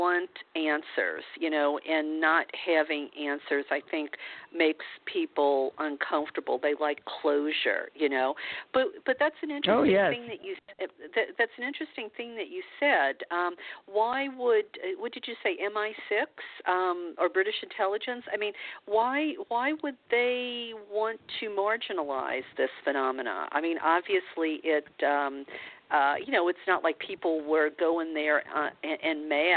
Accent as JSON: {"language": "English", "region": "the Bible Belt", "country": "United States", "tie": "born or raised there", "also_born_or_lived": "California", "moved": "as an adult", "said": "I grew up in the Bible Belt"}